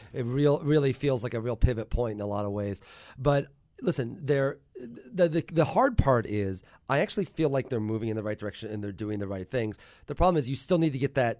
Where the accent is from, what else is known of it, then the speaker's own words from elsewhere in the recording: Mattoon, Illinois, United States; moved away as an adult; also born or lived in New York City, United States; now in Athens, Georgia, United States; I grew up in Mattoon